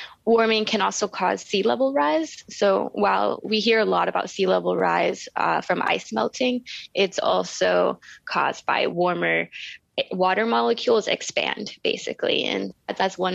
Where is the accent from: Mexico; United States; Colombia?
United States; Gulf Coast of Florida; moved away as an adult; also born or lived in Aotearoa; now in New Zealand; I grew up on the water. I grew up on the Gulf Coast of Florida